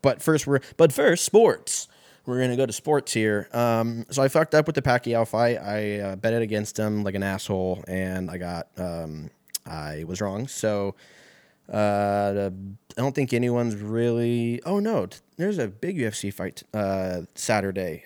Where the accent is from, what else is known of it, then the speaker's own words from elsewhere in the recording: Lancaster, California, United States; moved away as an adult; also born or lived in Seattle; moved out there from my hometown out in Lancaster